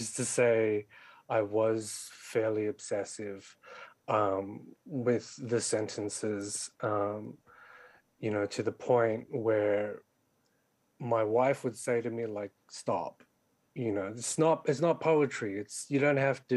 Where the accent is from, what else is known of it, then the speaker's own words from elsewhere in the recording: Sydney, New South Wales, Australia; born and raised in Western Sydney like me